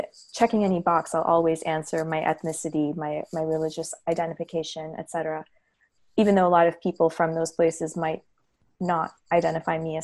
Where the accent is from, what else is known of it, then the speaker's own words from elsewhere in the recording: United States; also born or lived in Hyderabad, Telangana, India; now in Los Angeles, United States; but I did emigrate to the US pretty young. So by, you know, there was some back and forth, but my schooling was all here